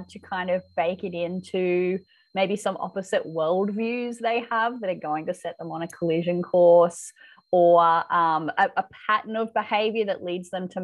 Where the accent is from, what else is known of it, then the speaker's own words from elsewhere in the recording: Australia; accent: Aussie; my accent